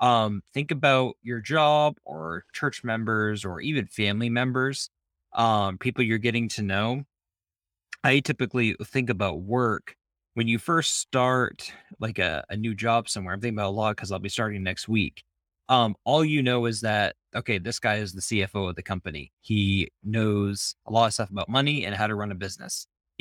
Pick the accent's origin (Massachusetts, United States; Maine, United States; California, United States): Maine, United States; I am from Maine. I know I don't sound like it. I actually have a pretty just flat way of talking.